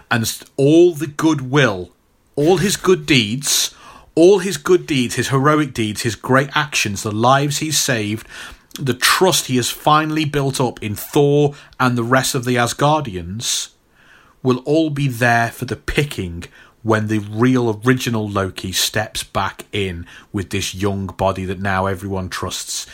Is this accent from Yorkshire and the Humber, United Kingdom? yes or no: no; Stafford, West Midlands, United Kingdom; my hometown, uh, here, Stafford